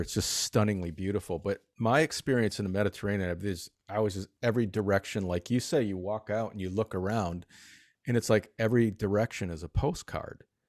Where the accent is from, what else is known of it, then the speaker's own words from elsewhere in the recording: Detroit, Michigan, United States; moved away; also born or lived in New York City; I'm originally from the Detroit area in Mich-, Michigan